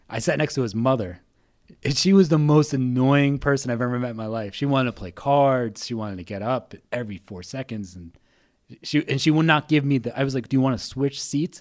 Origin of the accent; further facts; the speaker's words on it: New Jersey, United States; I'm from New Jersey.